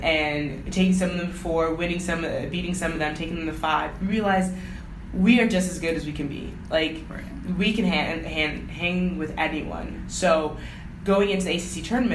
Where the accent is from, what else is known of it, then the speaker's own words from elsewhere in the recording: Rochester, New York, United States; I'm from Rochester, so it's pretty much home here.